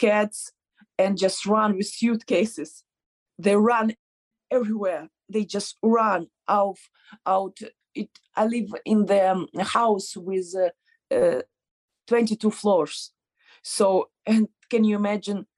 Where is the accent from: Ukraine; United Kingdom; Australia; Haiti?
Ukraine; Odesa, Odesa Oblast; English is a second language; moved away as an adult; also born or lived in Kyiv, Ukraine; now in Las Vegas, United States; my friends from my hometown, from Odessa